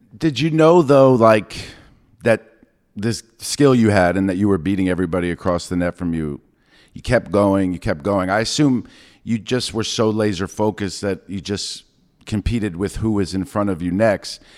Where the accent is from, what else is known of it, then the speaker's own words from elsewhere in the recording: New York, United States; I'm from New York